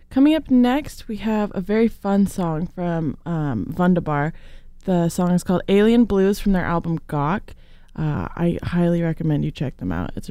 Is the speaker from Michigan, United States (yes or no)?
no; the Bay Area, California, United States; because that's my hometown. Um, well, not really, but the Bay Area.